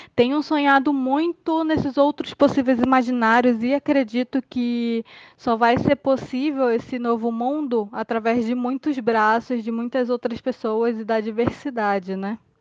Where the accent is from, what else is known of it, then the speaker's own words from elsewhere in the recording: Manaus, Amazonas, Brazil; tenho 23 anos e sou de Manaus.